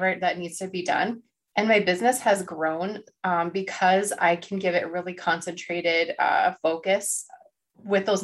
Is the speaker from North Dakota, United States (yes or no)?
yes; North Dakota, United States; I'm from North Dakota